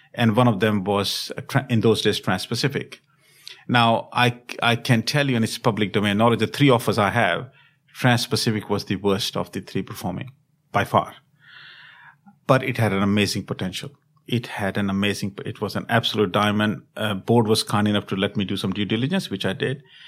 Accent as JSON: {"language": "English", "region": "Delhi", "country": "India", "tie": "born or raised there", "also_born_or_lived": "Europe / America / Asia", "moved": "as an adult", "said": "I was born in India, in Delhi, and then have had an opportunity to work and study across the globe"}